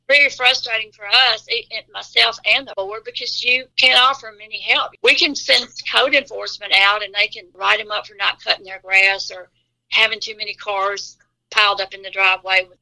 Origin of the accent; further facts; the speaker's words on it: Olive Branch, Mississippi, United States; I was born and raised in Olive Branch. I've never moved anywhere else except the two years I was at Northwest.